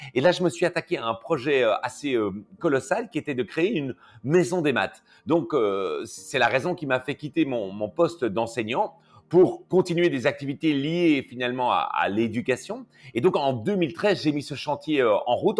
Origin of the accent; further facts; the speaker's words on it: Belgium; accent: Belgian; je suis belge